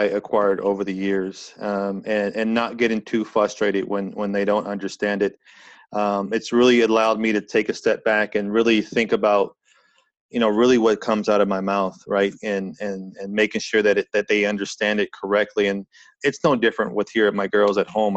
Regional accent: California, United States; now in Montreal, Canada; I've actually lived here longer in Montreal than any other place. And I grew up in California.

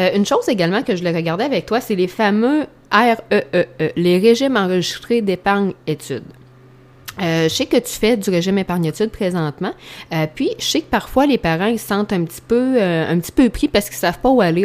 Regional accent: Saint-Pamphile, Quebec, Canada; je suis de Bellechasse, là, Saint-Pamphile

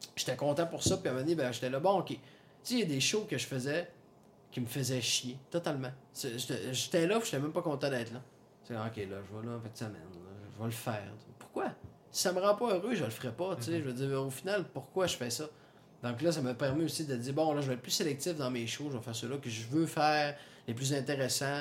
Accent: Saguenay, Quebec, Canada; je viens du Saguenay

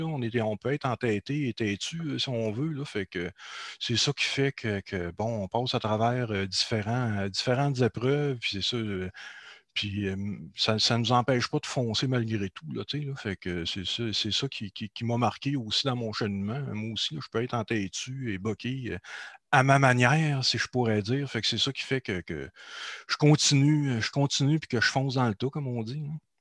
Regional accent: Beauce, Quebec, Canada; je suis de la Beauce. D'ailleurs, en ce moment, je suis toujours en Beauce. J'ai fait un retour en Beauce après 20 euh, ans à, la ville de Québec.

